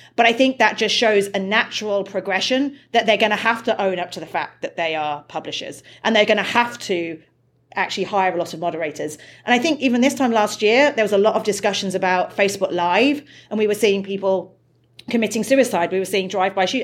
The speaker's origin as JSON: {"language": "English", "country": "United Kingdom", "said": "I'm British"}